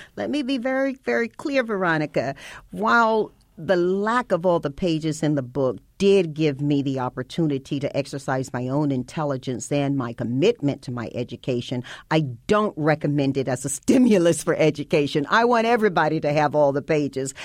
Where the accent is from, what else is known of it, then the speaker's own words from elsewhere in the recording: Tarboro, North Carolina, United States; Panola Street divided my hometown between white and black. And the diversity that you see now when you go to Tarboro, North Carolina didn't exist then